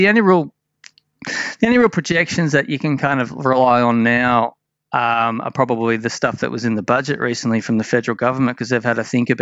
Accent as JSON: {"language": "English", "area": "Blue Mountains", "region": "New South Wales", "country": "Australia", "tie": "born or raised there", "said": "I grew up in the Blue Mountains"}